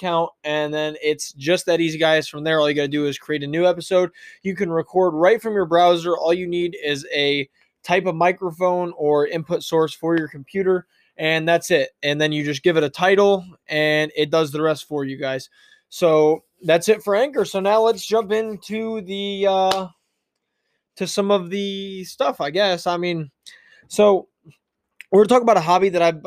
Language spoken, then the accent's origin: English; Ohio, United States; I'm from Ohio